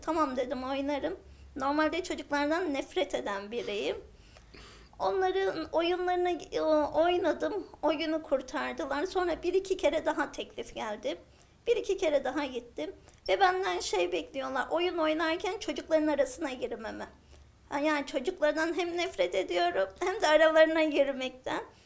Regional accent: Ağrı Province, Turkey; Aslen Ağrılıyım

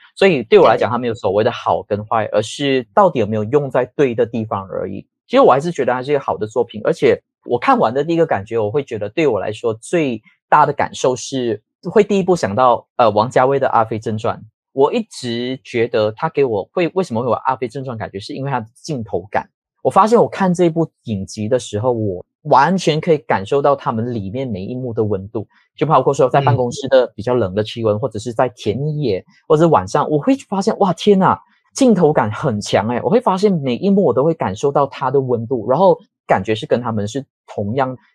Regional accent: a small fishing village in Perak, Malaysia; now in Kuala Lumpur, Malaysia; 我是一个在霹雳族的一个小渔村叫班代尔米斯的

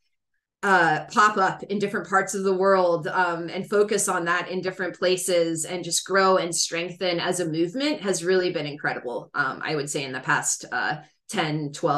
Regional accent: United States; also born or lived in Morocco; I grew up in the United States

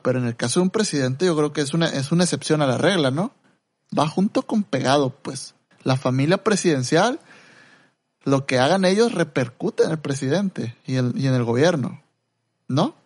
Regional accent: Mexico

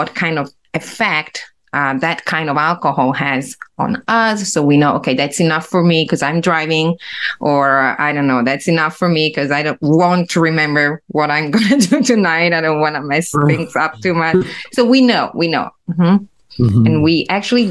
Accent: Italy; English is a second language

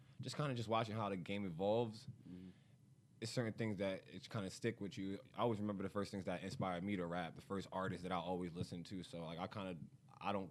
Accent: Baltimore, Maryland, United States; I'm from Baltimore, Maryland.

